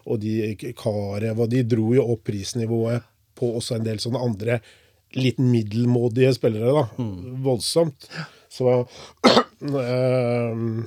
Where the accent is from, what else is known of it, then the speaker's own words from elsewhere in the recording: Porsgrunn, Vestfold og Telemark, Norway; Jeg er jo fra Eidanger. Vokste opp på Engefeltet på Eidanger.